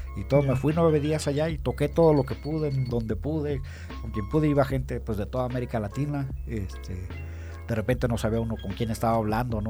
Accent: Aguascalientes, Mexico; moved away as an adult; yo desde que me salí de aquí de Aguascalientes

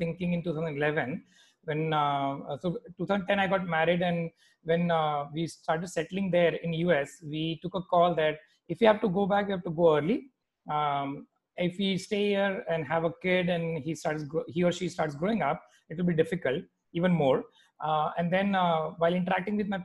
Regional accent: Mumbai, Maharashtra, India; also born or lived in Gwalior / United States; I was born in Gwalior, but I was brought up in Mumbai, Bombay, it was called back then.

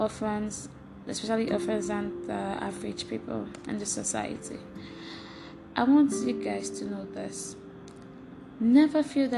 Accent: eastern Nigeria, Nigeria; moved away; I grew up in Nigeria, at the eastern part of Nigeria, with my siblings

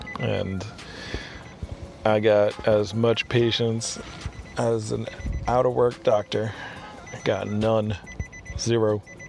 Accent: New York, United States; I'm from New York. I talk slow.

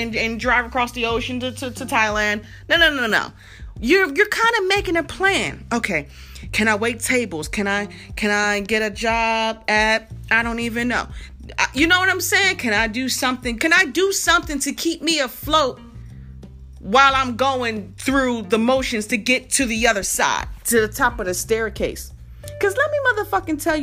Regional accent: Philadelphia, Pennsylvania, United States; moved away as an adult; now in Atlanta, United States; I'm from Philadelphia and I moved to Atlanta

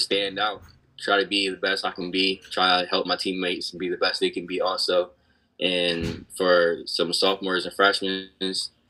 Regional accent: Cambridge, Maryland, United States; born or raised there

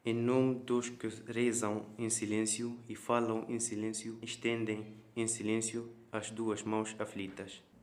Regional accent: Tunisia; now in Coimbra, Portugal; tenho 17 anos, venho da Tunísia e estudo na Escola Secundária Vlaroteiro em Coimbra.

